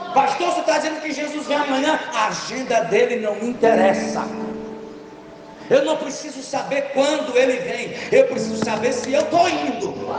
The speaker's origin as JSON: {"language": "Portuguese", "region": "Rio de Janeiro", "country": "Brazil", "said": "eu sou carioca"}